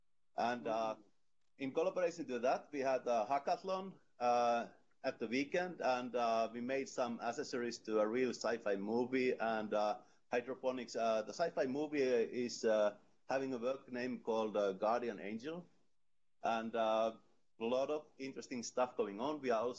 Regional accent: Oulu, North Ostrobothnia, Finland; I am … from Oulu, and it's in Finland, in the middle of Finland, like 700 kilometers north from Helsinki

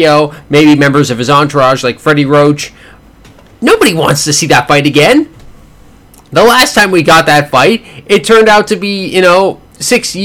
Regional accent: Canada; as a Canadian citizen

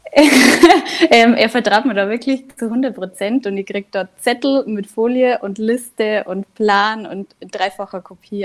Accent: Inzell, Bavaria, Germany; now in Ruhpolding, Germany; Ich bin ursprünglich aus dem Nachbardorf, aus Inzell

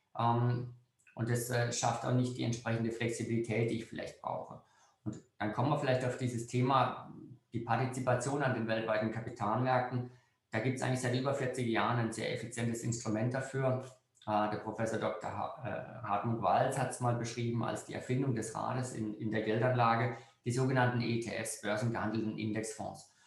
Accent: Freiburg, Baden-Württemberg, Germany; Ich bin jetzt als Freiburger

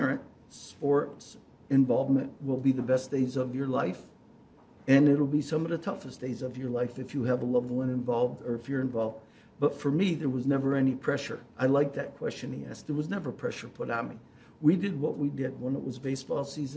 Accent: Oneonta, New York, United States; When I was a youth growing up in Oneonta

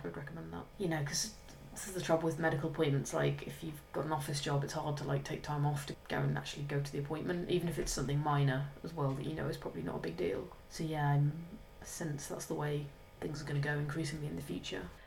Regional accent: England, United Kingdom; now in London, United Kingdom; I'm English

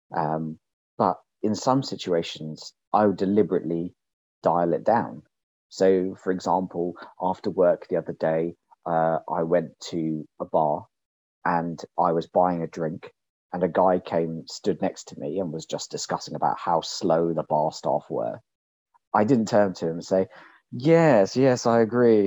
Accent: London, United Kingdom; because I stayed in London

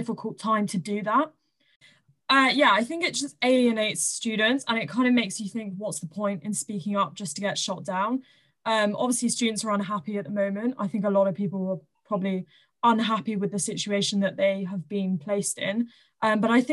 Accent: Southampton, South East England, United Kingdom; I'm from Southampton

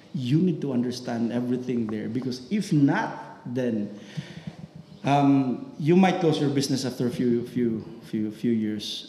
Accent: Philippines; now in United Arab Emirates; as a Filipino

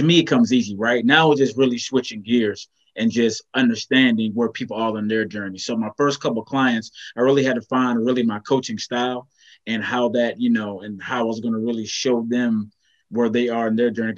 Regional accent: Virginia, United States; moved away as an adult; now in North Carolina, United States; I'm from Virginia, excuse me, moved to North Carolina about 5-6 years ago

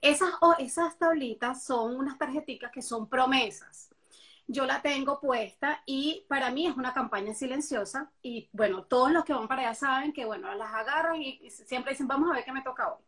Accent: Venezuela; moved away as an adult; now in Miami, United States; mi país natal, Venezuela, yo no trabajaba nada de lo que estoy haciendo actualmente ahora en Miami

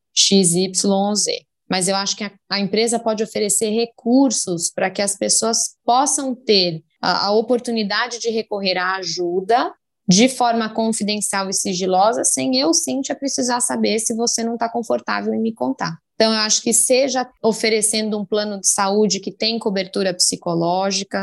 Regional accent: Brazil; eu sou brasileira com mega orgulho

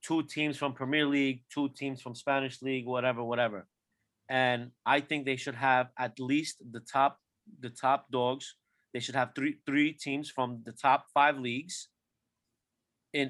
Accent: Turkey; I'm from Turkey

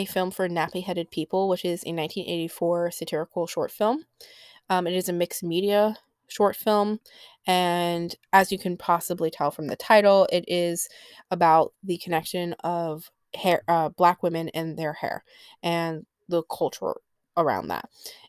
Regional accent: New York, United States; accent: New York; I think it's just my accent, of New York.

